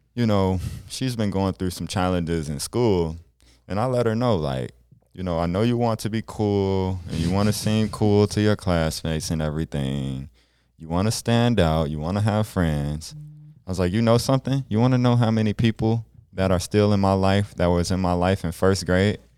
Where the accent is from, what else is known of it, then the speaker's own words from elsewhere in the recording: Chicago, Illinois, United States; now in South Dakota, United States; growing up in South Dakota versus, like, Illinois and Chicago